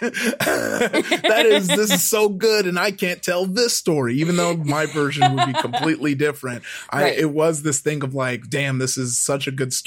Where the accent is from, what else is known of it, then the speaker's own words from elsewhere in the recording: Compton, California, United States; I grew up in Compton